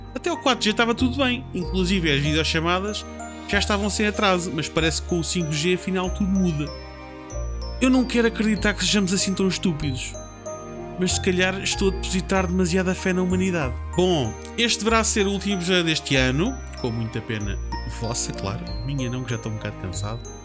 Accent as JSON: {"language": "Portuguese", "country": "Portugal", "said": "Eu sei, como português"}